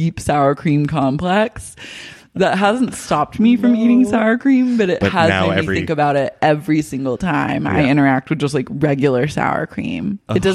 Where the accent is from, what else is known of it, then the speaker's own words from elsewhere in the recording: Oklahoma, United States; moved away; I grew up like in Sooner country, so like everyone is obsessed with like football in Oklahoma